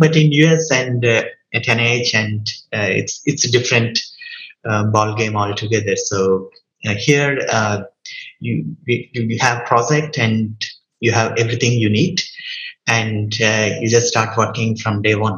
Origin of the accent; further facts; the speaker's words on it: India; moved away as an adult; also born or lived in Canada; now in United States; I'm from India, then I was in Canada and then moved to US